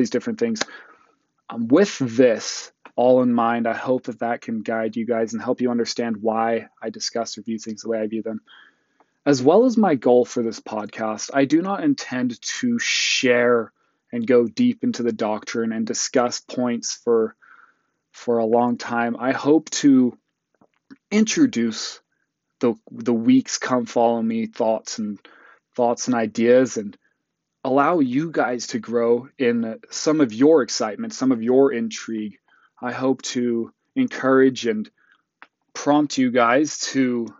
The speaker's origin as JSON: {"language": "English", "region": "Utah", "country": "United States", "tie": "born or raised there", "also_born_or_lived": "South Africa / Botswana", "said": "I moved to Utah, right before I turned 8."}